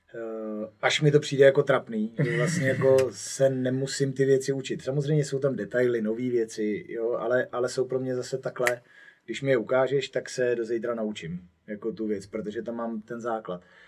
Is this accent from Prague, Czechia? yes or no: no; Poděbrady, Central Bohemian Region, Czechia; jsem z Poděbra, tak tam okolo není nic